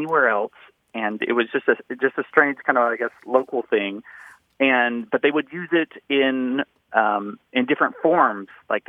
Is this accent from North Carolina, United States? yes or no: yes; Western North Carolina, United States; now in Dallas, United States; I grew up in Western North Carolina